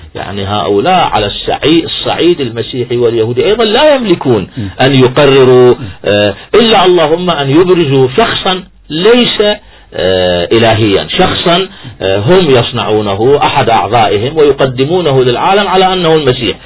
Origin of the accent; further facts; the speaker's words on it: Iraq; إحنا كعراقيين